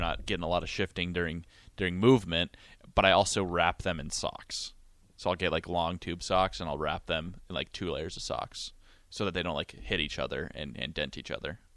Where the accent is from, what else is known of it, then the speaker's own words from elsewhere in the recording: Montana, United States; moved away as an adult; now in Lincoln, United States; my hometown in Montana